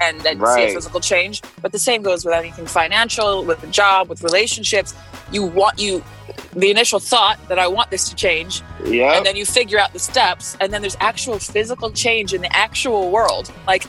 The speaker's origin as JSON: {"language": "English", "town": "New Orleans", "region": "Louisiana", "country": "United States", "said": "I'm from New Orleans, or I claim New Orleans. I'm from all over"}